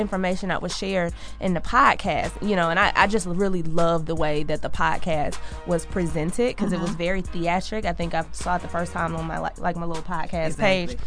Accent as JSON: {"language": "English", "town": "Atlanta", "region": "Georgia", "country": "United States", "tie": "born or raised there", "said": "I grew up on the West Side"}